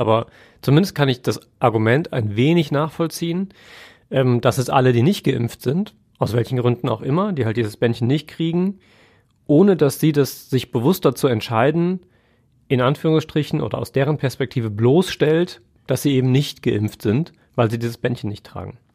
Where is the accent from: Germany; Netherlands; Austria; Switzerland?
Germany; Siegerland, North Rhine-Westphalia; ich komme ja aus dem Siegerland